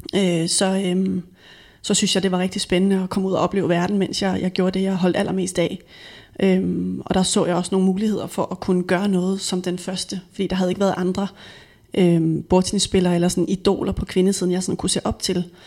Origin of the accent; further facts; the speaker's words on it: Frederikssund, Capital Region of Denmark, Denmark; Jeg er født og vokset op i Frederikssund og gået i folkeskole